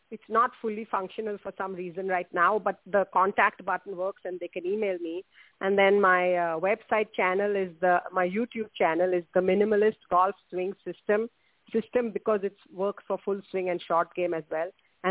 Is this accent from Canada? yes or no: no; India; moved away; I grew up in India